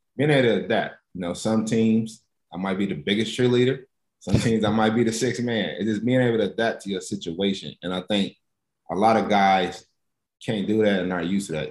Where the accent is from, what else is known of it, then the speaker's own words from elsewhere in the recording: Lexington, Kentucky, United States; growing up in Lexington